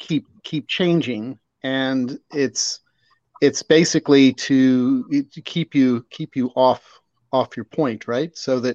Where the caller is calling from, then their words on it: Virginia, United States; I'm calling from Central Virginia.